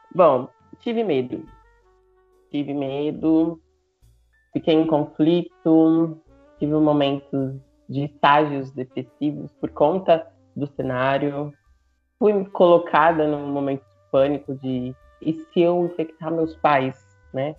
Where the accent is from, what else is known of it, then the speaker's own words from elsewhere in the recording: São Paulo, Brazil; eu sou de São Paulo